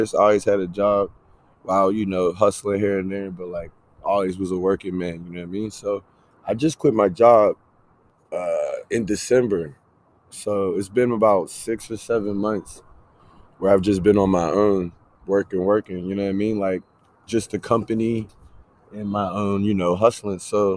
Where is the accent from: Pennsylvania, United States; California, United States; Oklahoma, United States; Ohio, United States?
Pennsylvania, United States; Pittsburgh; now in Ottawa, Canada; I'm from Pittsburgh, man. I'm from the south side of Pittsburgh. I grew up, you know, in the hood